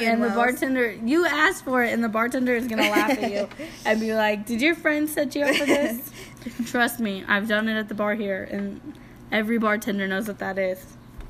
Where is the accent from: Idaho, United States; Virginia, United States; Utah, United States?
Idaho, United States; We'll get to the I's since we're from Idaho.